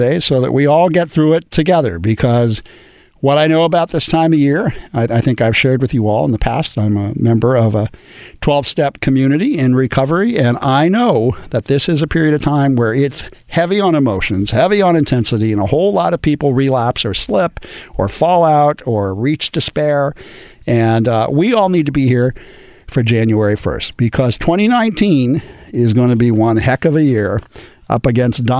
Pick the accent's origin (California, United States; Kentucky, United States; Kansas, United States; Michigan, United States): California, United States; Los Angeles; I was born and raised here in Los Angeles